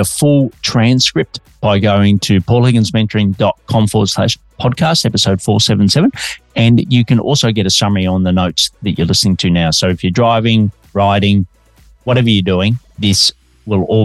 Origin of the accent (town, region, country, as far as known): Australia; now in Melbourne, Australia